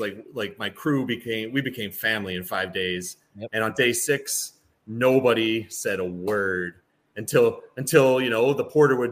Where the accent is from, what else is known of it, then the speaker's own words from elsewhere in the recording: Ontario, Canada; I'm Canadian